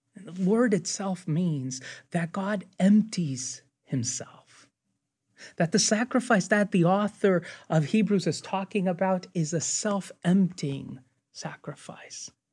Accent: United States; I'm an American, but they will also notice what my Hispanic heritage

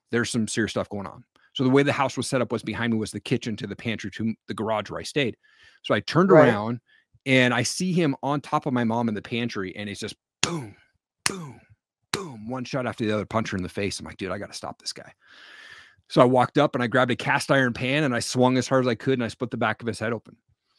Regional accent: Washington, United States; also born or lived in Stevensville, Montana; I grew up in Eastern Washington is where that was from. So I moved up to Stevensville, Washington or Montana, population 1200 people.

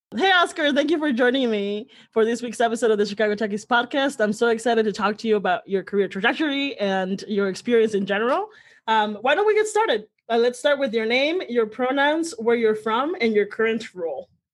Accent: Santa Cruz de Villagómez, Michoacán, Mexico; also born or lived in Huetamo, Michoacán; I was born in Michoacan. Uh, it's in it, it's a, a, really small town called Santa Cruz de Villagomez, Michoacan

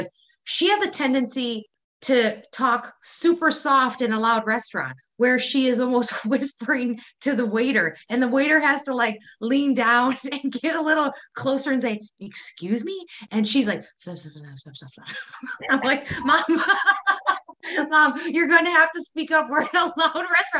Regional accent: Wisconsin, United States; accent: Wisconsin; my Wisconsin accent

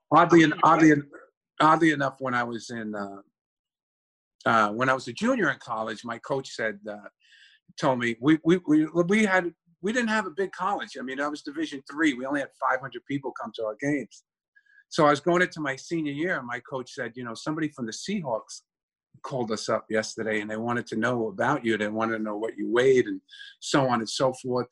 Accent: New York City, New York, United States; also born or lived in Yonkers; born and raised in the Bronx, and then we moved to Yonkers.

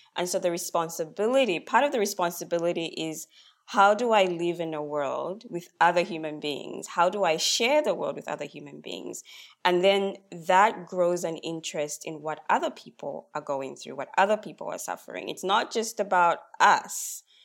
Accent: Zambia; now in Australia; I'm Australian now, but I'm from Zambia originally, and I come from a very collective culture

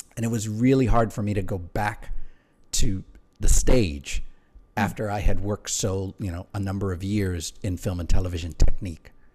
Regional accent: Honolulu, Hawaii, United States; moved away as an adult; also born or lived in Aiea, Hawaii / Pearl City, Hawaii / Nuuanu, Honolulu; I grew up pretty much my early years in Aiea, Pearl City, New, Newtown, to be specific.

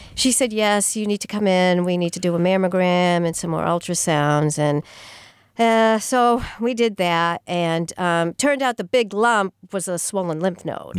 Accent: Sturbridge, Massachusetts, United States; also born or lived in Amherst, Massachusetts / Melrose, Massachusetts / West Peabody, Massachusetts; now in Franklin, United States; I grew up in the Sturbridge area

